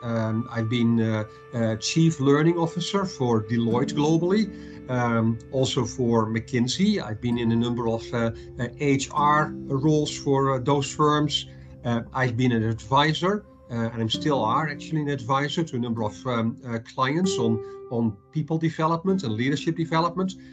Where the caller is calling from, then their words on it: Madrid, Community of Madrid, Spain; calling in from uh, Madrid, uh, Spain